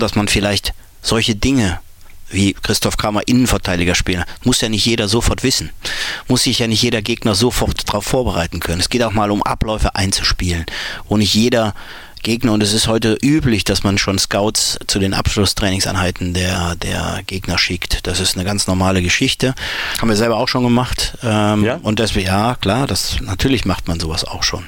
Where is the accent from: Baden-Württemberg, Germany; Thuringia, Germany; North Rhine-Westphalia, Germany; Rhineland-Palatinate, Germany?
North Rhine-Westphalia, Germany; Mönchengladbach; Ich bin eben auf dem Dorf in Mönchengladbach groß geworden